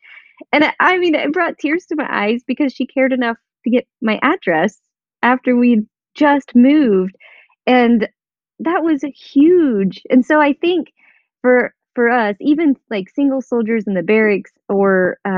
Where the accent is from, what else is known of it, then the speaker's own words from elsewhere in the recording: Indiana, United States; born there; he was born in New York, I was born in Indiana, Emily was born in Germany, Colin was born in Kentucky.